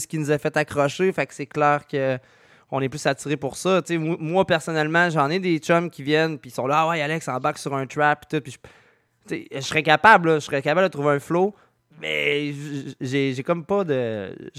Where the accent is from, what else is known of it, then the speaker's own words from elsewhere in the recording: Quebec, Canada; je viens de Québec